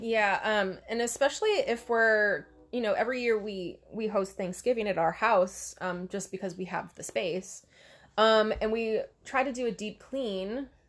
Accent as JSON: {"language": "English", "region": "Hawaii", "country": "United States", "tie": "born or raised there", "moved": "yes", "lives_now": "Oregon, United States", "said": "growing up in Hawaii"}